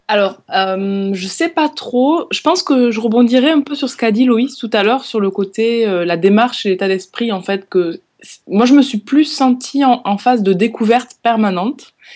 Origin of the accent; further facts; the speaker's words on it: France; moved away; j'ai grandi dans les Pyrénées